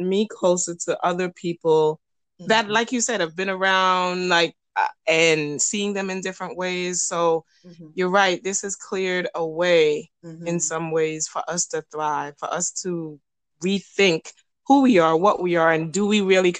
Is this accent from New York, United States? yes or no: yes; New York City, New York, United States; this is my experience growing up in New York City.